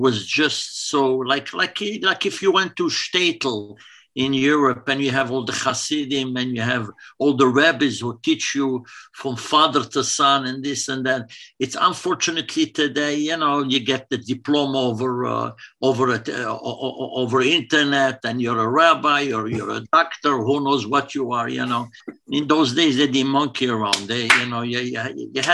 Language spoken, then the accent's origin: English; Essaouira, Marrakesh-Safi, Morocco; now in Toronto, Canada; I'm from Mogador, Essaouira.